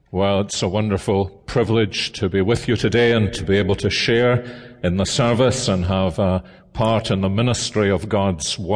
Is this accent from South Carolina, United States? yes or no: yes; Columbia, South Carolina, United States; After all, I'm from Columbia, South Carolina.